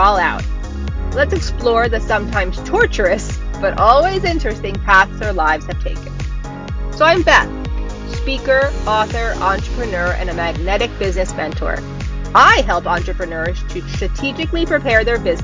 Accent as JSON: {"language": "English", "country": "United States", "tie": "born or raised there", "said": "I only grew up like 40 minutes from you"}